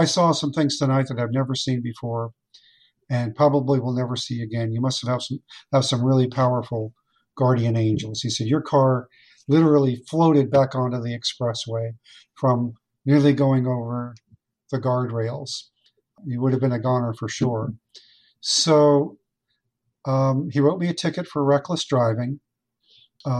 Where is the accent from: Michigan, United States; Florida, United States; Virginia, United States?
Florida, United States; Fort Lauderdale; when I was a young boy growing up in Fort Lauderdale